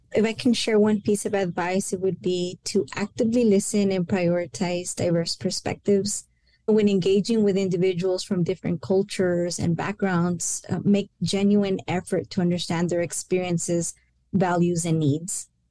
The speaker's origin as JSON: {"language": "English", "town": "El Paso", "region": "Texas", "country": "United States", "tie": "born or raised there", "first_language": "Spanish", "second_language": "English", "said": "I am a first generation Mexican American, born and raised in El Paso. And although Spanish was my first language"}